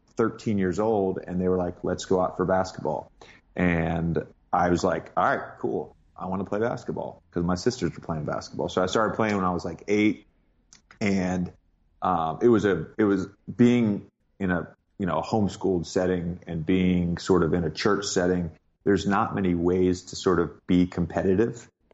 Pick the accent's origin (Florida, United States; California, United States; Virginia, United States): Virginia, United States; also born or lived in Cookeville, Tennessee; I grew up mostly in Virginia, uh, but I was born in Tennessee.